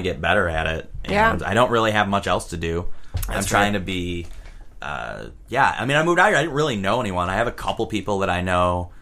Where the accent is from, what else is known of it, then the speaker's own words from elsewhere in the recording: Detroit, Michigan, United States; moved away as an adult; Cool thing about being from Detroit is a lot of people leave Detroit